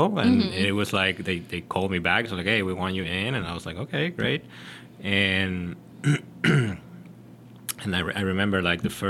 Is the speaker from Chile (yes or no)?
yes; Chile; moved away as an adult; also born or lived in Miami; now in North Carolina, United States; I'm originally from Chile. I've been in the States since 2010.